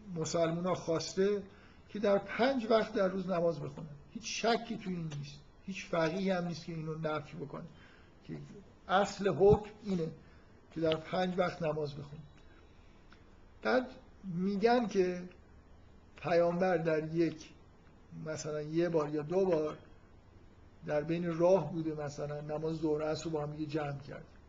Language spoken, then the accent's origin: Persian; Iran; در ایران که ما متولد شدیم